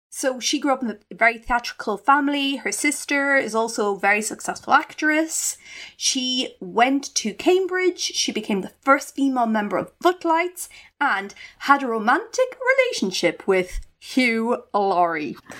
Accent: Ireland; growing up in the Irish countryside

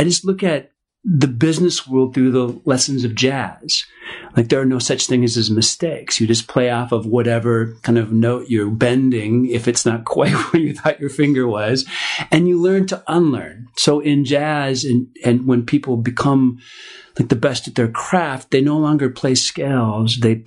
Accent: Minneapolis, Minnesota, United States; I grew up in Minneapolis, Minnesota

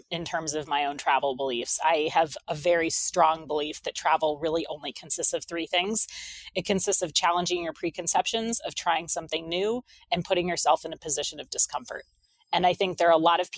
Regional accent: New Hampshire, United States; moved away; also born or lived in Chicago; I grew up in New Hampshire

